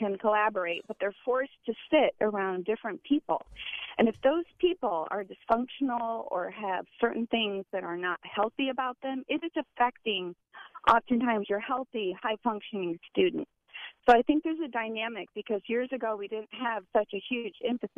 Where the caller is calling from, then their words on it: Valrico, Florida, United States; I'm actually a teacher of 24 years, and I'm actually from the Valrico area